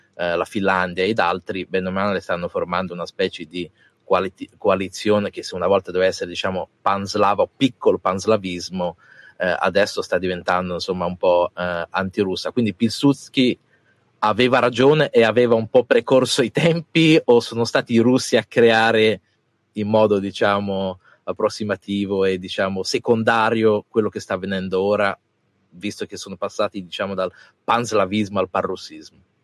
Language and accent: Italian; Italy; sono mezzo polacco, anche se sono nato in Italia